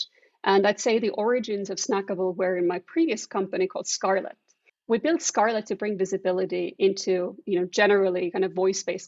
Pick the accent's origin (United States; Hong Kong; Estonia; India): Estonia; moved away; I'm originally from Estonia